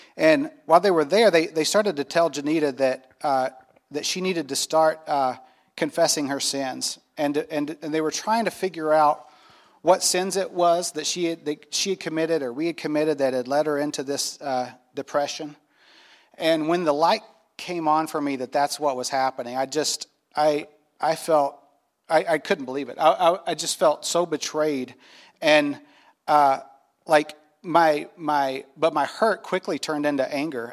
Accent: North Carolina, United States; I grew up in North Carolina in the Bible Belt

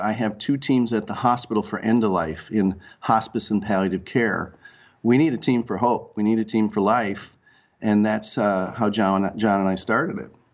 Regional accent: Rochester, Minnesota, United States; also born or lived in Red Wing, Minnesota; I grew up in Rochester, Minnesota, under the under the shadow of the Mayo Clinic

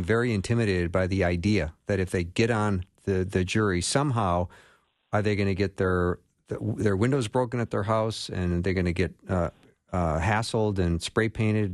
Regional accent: Minneapolis, Minnesota, United States; my hometown of Minneapolis

